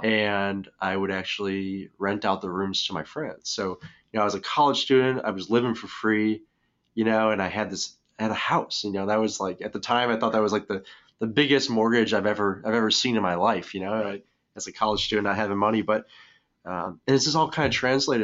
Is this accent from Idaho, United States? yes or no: no; Scottsdale, Arizona, United States; also born or lived in Chicago; I grew up in Scottsdale, and we lived primarily in Scottsdale, the Paradise Valley area